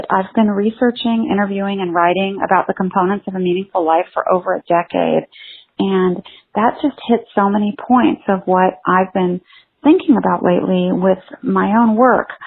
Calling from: San Francisco Bay Area, California, United States; I'm calling from the San Francisco Bay Area

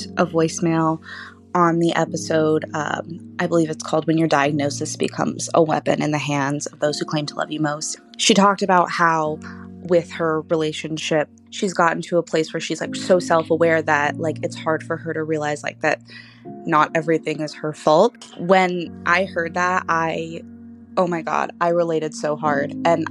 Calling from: Los Angeles, California, United States; I am 21. I'm calling from Los Angeles

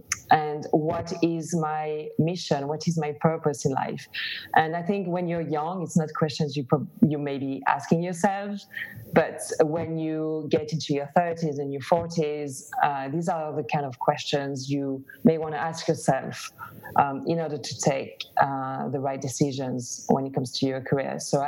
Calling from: Barcelona, Catalonia, Spain; English is a second language; also born or lived in London; I'm half French, half Greek, lived in London and then relocated to Barcelona.

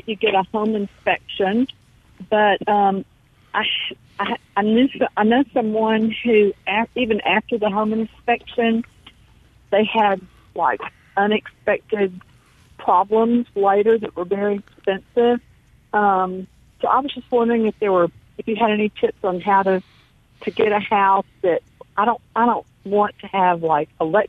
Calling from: Pascagoula, Mississippi, United States

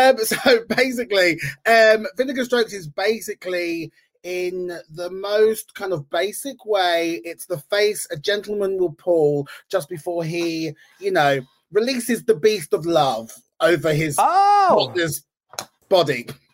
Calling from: London, United Kingdom; I am calling from North London.

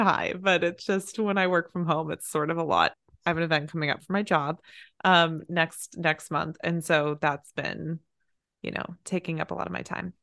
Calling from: Los Angeles, California, United States; I'm calling in from L A.

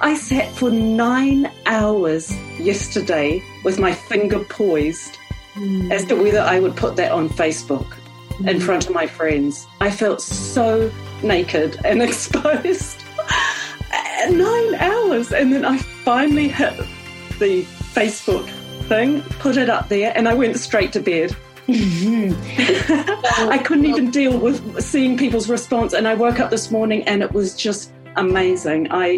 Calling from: New Zealand; I'm calling in from New Zealand. I just cannot believe this, but 10 weeks ago, I live on an orchard. I'm in a rural area of New Zealand

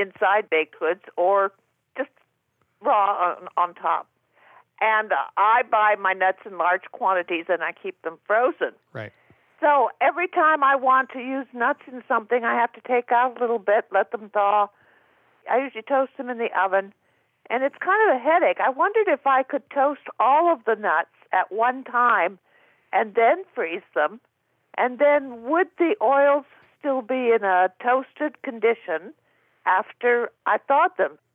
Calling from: Danville, California, United States; I'm calling from Danville, California

